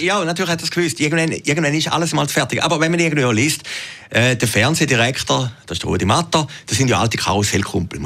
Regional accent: Switzerland; in der Schweiz

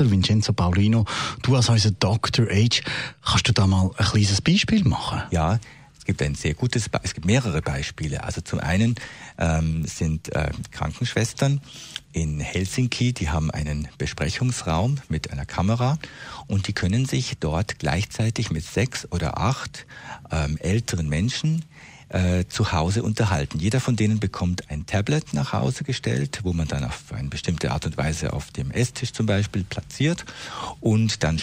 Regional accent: Switzerland; bei uns in der Schweiz

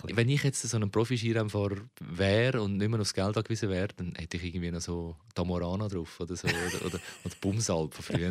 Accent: Zurich, Switzerland; Ich bin in der Glaubterstraße 112, das ist so eine Blocksiedlung, aufgewachsen

